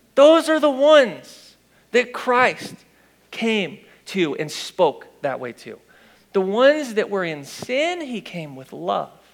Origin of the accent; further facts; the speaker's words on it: Fenton, Missouri, United States; I'm from Fenton